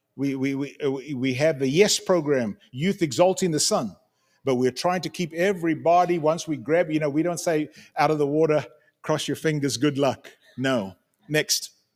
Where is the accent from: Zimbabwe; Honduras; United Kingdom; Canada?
Zimbabwe; moved away; also born or lived in Cape Town, South Africa / United States; I was born in Cape Town, grew up in Zimbabwe, South Africa, born in South Africa, grew up in Zimbabwe.